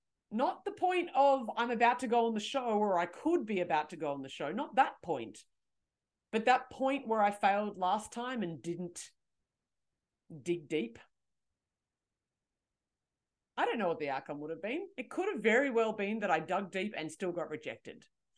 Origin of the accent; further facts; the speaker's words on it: Canberra, Australian Capital Territory, Australia; I'm 23. I'm from Canberra and blah, blah, blah, blah, blah.